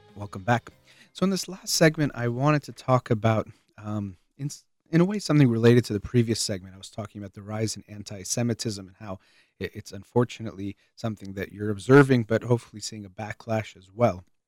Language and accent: English; United States; as an American